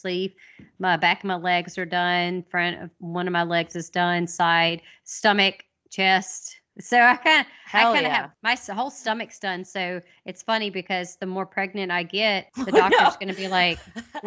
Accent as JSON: {"language": "English", "region": "the South", "country": "United States", "also_born_or_lived": "Monroe, Louisiana", "accent": "Southern", "said": "we're all from the South. I mean, I still fucking live here"}